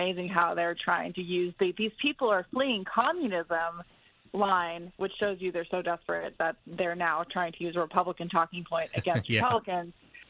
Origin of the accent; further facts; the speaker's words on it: Arizona, United States; I'm from Arizona.